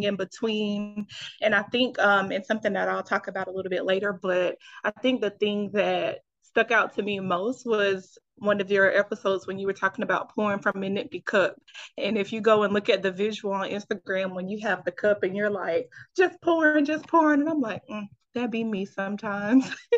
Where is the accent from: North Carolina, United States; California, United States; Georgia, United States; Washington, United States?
North Carolina, United States; Fayetteville; moved away as an adult; now in Los Angeles, United States; I am originally from Fayetteville, North Carolina, 26